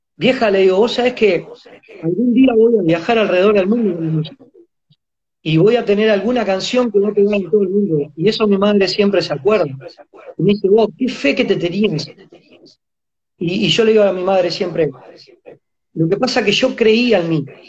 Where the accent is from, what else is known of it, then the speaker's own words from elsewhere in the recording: Montevideo, Uruguay; also born or lived in Mercedes, Soriano, Uruguay; cuando yo tenía 5 añitos se la jugó y se vino a Montevideo, a la capital, porque nosotros éramos de Mercedes, va, soy nacido en Mercedes, en Soriano